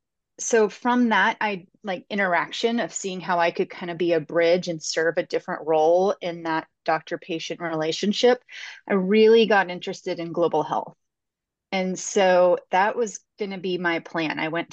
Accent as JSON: {"language": "English", "region": "Texas", "country": "United States", "tie": "born or raised there", "said": "I grew up in Texas and I learned Spanish in schools and really took to it."}